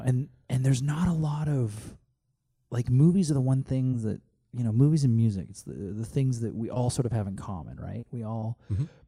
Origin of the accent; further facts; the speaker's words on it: Canada; moved away as an adult; also born or lived in Calgary, Canada; now in California, United States; I am Canadian, and this was when I lived in Calgary.